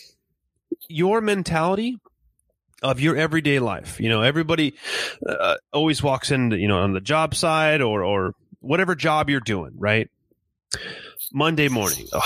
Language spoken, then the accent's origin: English; California, United States; moved away as an adult; also born or lived in Inland Empire; now in Kansas, United States; my wife and I are originally from California